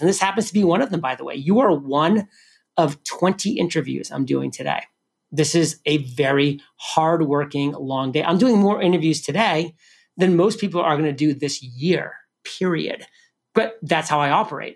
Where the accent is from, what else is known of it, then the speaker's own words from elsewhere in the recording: New England, United States; I'm from New England